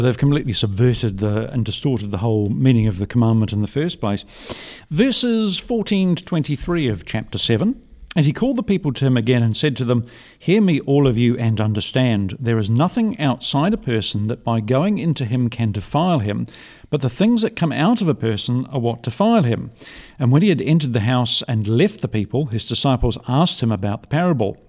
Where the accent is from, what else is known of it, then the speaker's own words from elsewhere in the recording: New Zealand; as a New Zealander